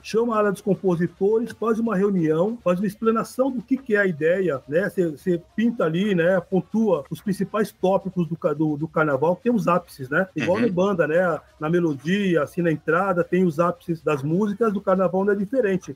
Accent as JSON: {"language": "Portuguese", "region": "São Paulo", "country": "Brazil", "moved": "yes", "lives_now": "Porto Alegre, Brazil", "said": "eu sou de São Paulo, estou em Porto Alegre, mas eu sou de São Paulo"}